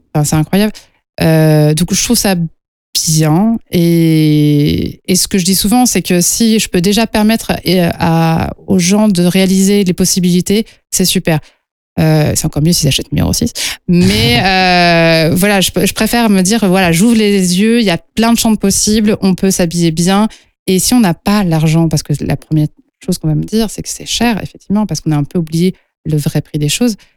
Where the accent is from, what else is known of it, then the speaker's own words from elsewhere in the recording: Lyon, Auvergne-Rhône-Alpes, France; je suis lyonnaise à la base, euh, donc euh, les tissus lyonnais, ça a été toute mon éducation